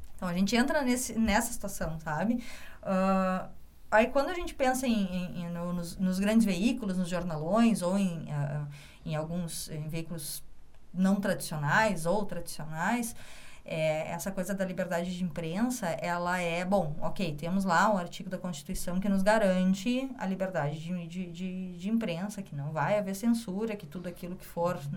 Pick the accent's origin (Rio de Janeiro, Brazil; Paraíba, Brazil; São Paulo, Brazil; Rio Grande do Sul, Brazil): Rio Grande do Sul, Brazil; Caxias do Sul; moved away as an adult; now in Porto Alegre, Brazil; eu sou de Caxias do Sul, me formei em jornalismo na UX